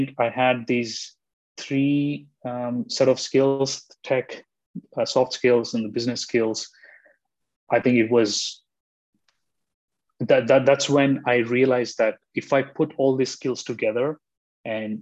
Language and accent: English; India; I'm from India